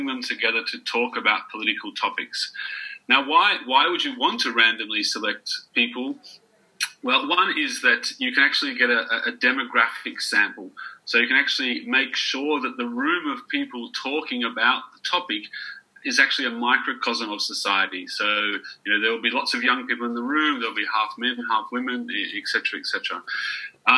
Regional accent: Australia; now in Budapest, Hungary; I'm actually Australian, but I live in Budapest in Hungary

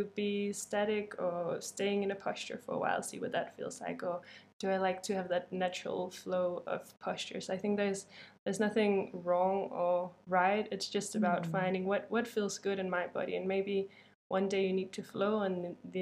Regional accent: Denmark

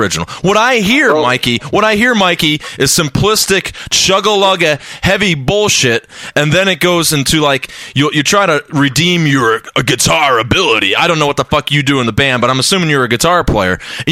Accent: Ohio, United States; I'm from Ohio

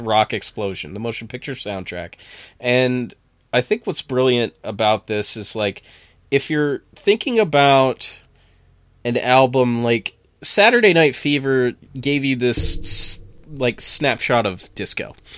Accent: near Plattsburgh, New York, United States; born or raised there

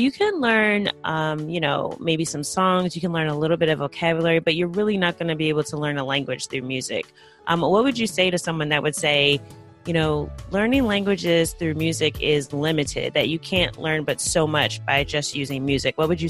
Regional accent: United States

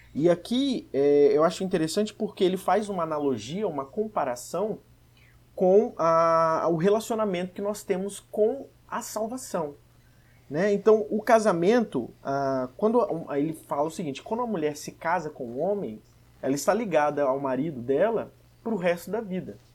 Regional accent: Vitória, Espírito Santo, Brazil; eu sou de Vitória, no Espírito Santo

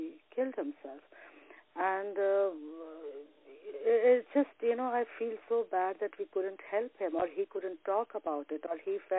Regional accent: Varanasi, Uttar Pradesh, India; also born or lived in Dubai / Saudi Arabia; now in Toronto, Canada; I was born in Varanasi, India, and I did 20 years about in Dubai and Saudi Arabia, and now I'm located in Toronto since the past 9 years

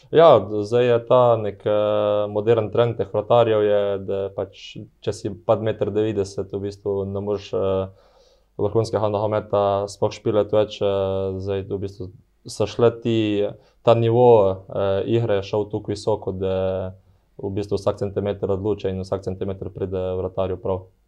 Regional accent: Slovenia; moved away as an adult; also born or lived in Portugal; prišel sem iz Mehne Slovenije

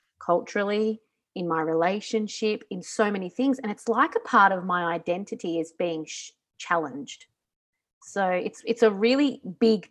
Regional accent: Australia; also born or lived in Singapore; now in Italy; I'm still Australian

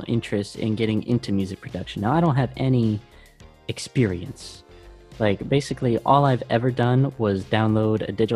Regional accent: United States; I come from America

